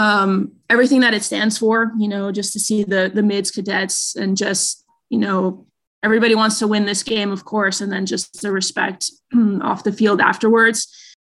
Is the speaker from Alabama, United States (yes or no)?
no; Queens, New York, United States; I am from Queens, and with it being the 20th anniversary of 9/11, I was a senior in high school that year.